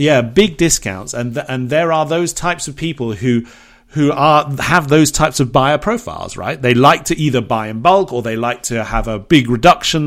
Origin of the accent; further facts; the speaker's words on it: Bournemouth, South West England, United Kingdom; moved away; there's a shop in England, in my hometown in Bournemouth